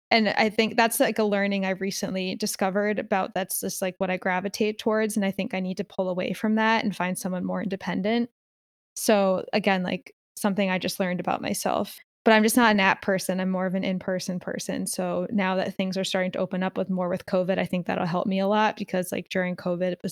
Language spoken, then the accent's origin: English; Philadelphia, Pennsylvania, United States; now in Los Angeles, United States; like I came from Philly. I was used to a certain type of person and environment. So like coming to LA with this type of person and environment was like jarring for me.